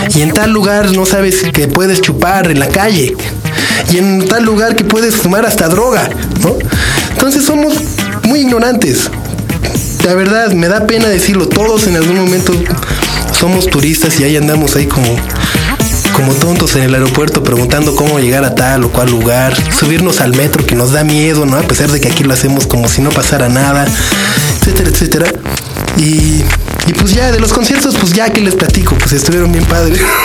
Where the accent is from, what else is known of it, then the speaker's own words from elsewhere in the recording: Mexico; sí vengo de México